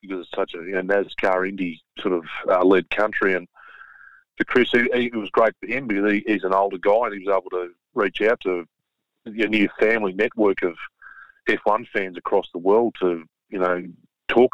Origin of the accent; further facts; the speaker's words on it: Sydney, New South Wales, Australia; as a kid growing up in Sydney.